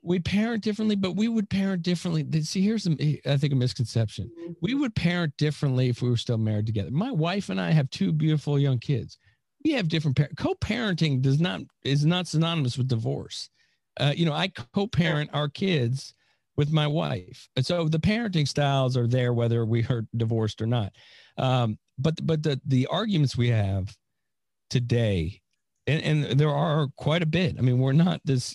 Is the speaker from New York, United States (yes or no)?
no; San Francisco, California, United States; now in Florida, United States; I'm from California, uh, but I also made a mis- not a mistake because I we went to a great school, but uh, yeah, I was born in San Francisco